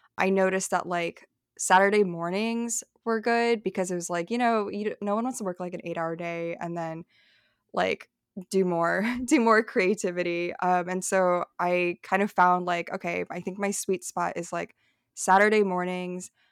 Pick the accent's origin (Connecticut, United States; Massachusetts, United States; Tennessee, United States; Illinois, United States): Illinois, United States; Dunlap; also born or lived in Madison, Wisconsin / Peoria, Illinois; now in New York, United States; I was born in Madison, Wisconsin. I was, like, a, like, a P H D baby. And then I grew up outside of Peoria, like, I spent a few years living in Peoria as a kid, and then I think by the time I was seven, we moved to Dunlap, Illinois